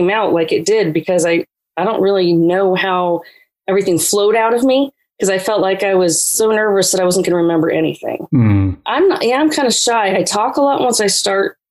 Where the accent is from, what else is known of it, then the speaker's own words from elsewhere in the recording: Pennsylvania, United States; now in the South, United States; I grew up in the North in Pennsylvania